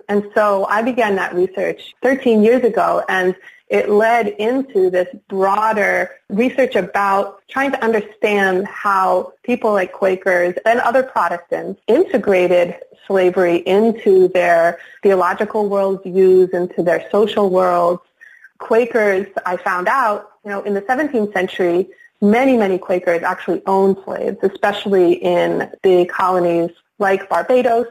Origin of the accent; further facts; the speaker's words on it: Philadelphia, Pennsylvania, United States; moved away; also born or lived in Minnesota; Growing up in Philadelphia, you know, I saw the segregation of neighborhoods in the city